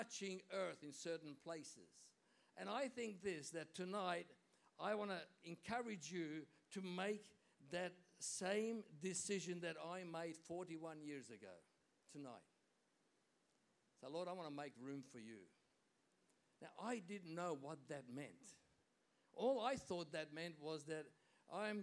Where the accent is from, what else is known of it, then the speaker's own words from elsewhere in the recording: Hungary; moved away; I was born in Hungary, you know that, and in Hungarians we always used to celebrate Christmas Eve